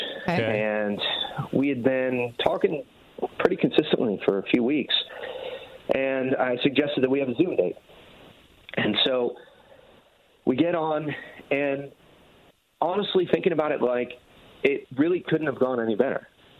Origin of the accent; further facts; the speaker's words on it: East Coast, United States; We're both from the East Coast.